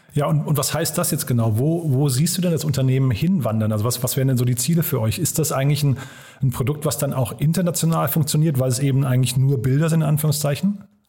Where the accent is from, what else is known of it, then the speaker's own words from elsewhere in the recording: Frankfurt, Hesse, Germany; meine Heimatstadt nach Frankfurt.